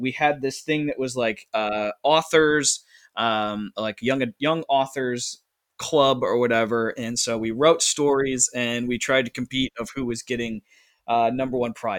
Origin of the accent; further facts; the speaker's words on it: Grafton, Ohio, United States; my hometown of Grafton, Ohio.